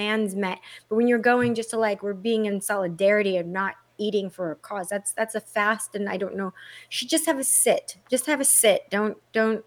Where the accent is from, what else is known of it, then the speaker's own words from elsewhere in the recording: Texas, United States; now in California, United States; I am a U.S. born citizen. Very much. I'm from Texas. I've been here forever. In California, obviously, I'm an American citizen.